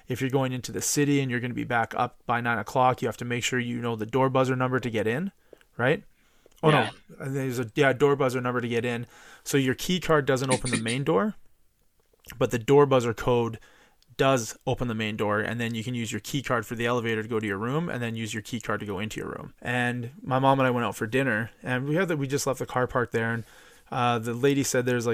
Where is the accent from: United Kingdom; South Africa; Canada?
Canada; we're from Canada